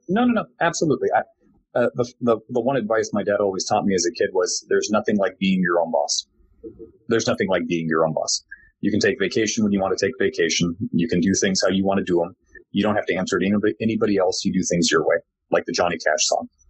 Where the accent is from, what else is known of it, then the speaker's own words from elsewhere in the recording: Glendale, California, United States; moved away as an adult; also born or lived in Corvallis, Oregon; I was born and raised in Glendale, California